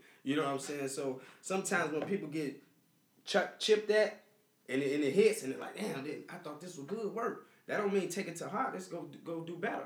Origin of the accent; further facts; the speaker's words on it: Chicago, Illinois, United States; now in Peoria, United States; I'm from Chicago